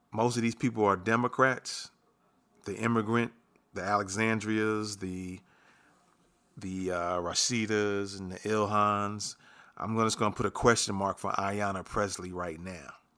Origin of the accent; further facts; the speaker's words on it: New York City, New York, United States; moved away; I'm originally from New York. I grew up in the Bronx.